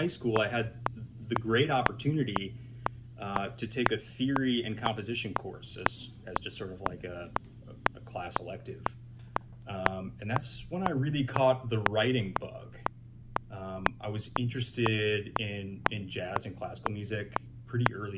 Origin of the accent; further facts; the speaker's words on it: Manhasset, New York, United States; moved away as an adult; also born or lived in Boston; I grew up in Long Island, New York. My parents still live out there in a town called Manhasset